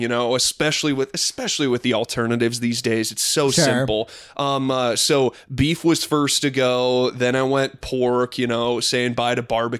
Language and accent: English; Midwest, United States; Growing up in the Midwest